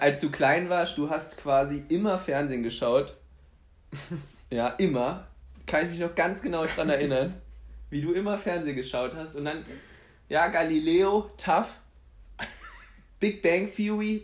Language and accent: German; Saarbrücken, Saarland, Germany; also born or lived in Poland; wir sind aus Saarbrücken